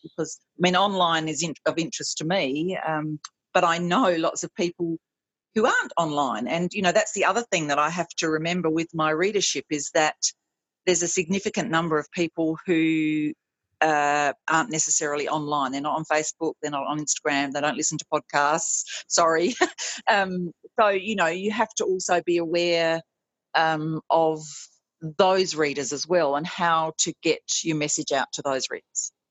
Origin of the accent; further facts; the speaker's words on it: South Australia, Australia; moved away; my home uh, state is always very welcoming